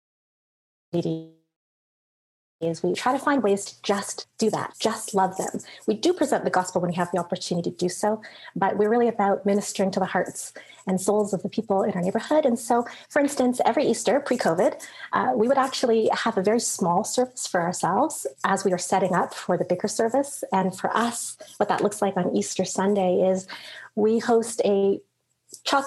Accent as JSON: {"language": "English", "town": "Toronto", "region": "Ontario", "country": "Canada", "tie": "born or raised there", "said": "I grew up in Toronto, but I didn't grow up in the church in Toronto"}